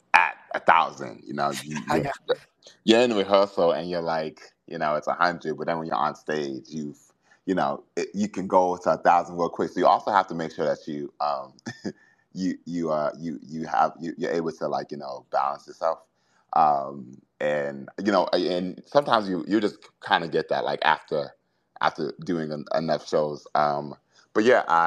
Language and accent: English; Boston, Massachusetts, United States; I am from Boston